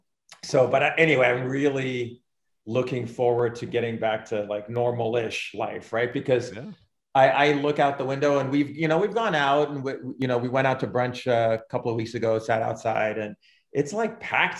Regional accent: West Coast, United States; moved away; I'm from the West Coast.

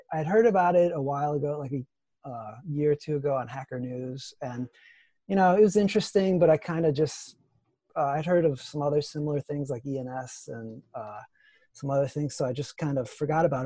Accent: Ohio, United States; moved away; also born or lived in Twin Cities, Minnesota; I'm from Ohio. I'm from the Midwest. And I lived in the Twin Cities where Mark is

